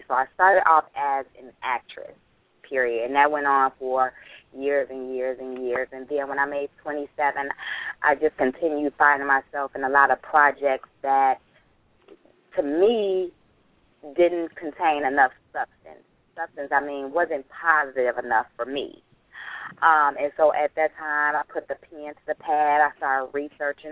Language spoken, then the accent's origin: English; Chicago, Illinois, United States; I grew up on the south side of Chicago